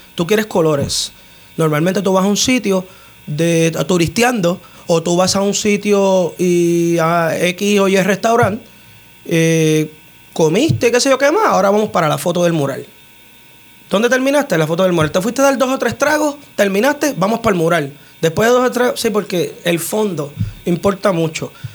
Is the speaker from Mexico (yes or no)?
no; Utuado, Puerto Rico; moved away as an adult; also born or lived in United States; yo fui nacido y criado en Jesús María Lago.